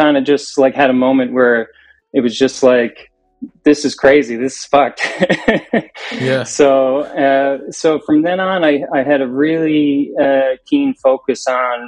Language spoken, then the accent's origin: English; Newfoundland and Labrador, Canada; I'm from Newfoundland, Canada. We're the furthest easterly point in Canada, out here in the Atlantic Ocean.